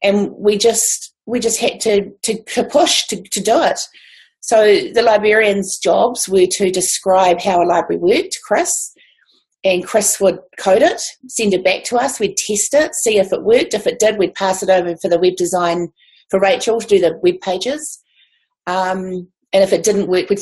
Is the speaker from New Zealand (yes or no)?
yes; Levin, Manawatū-Whanganui, New Zealand; I'm from Horowhenua, which is in Levin, a small town in Levin